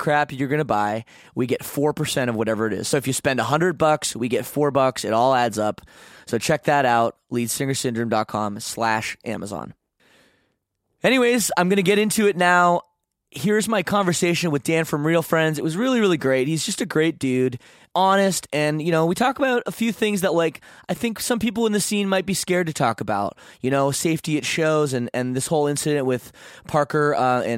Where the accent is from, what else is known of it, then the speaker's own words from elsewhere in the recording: Canada; I'm Canadian.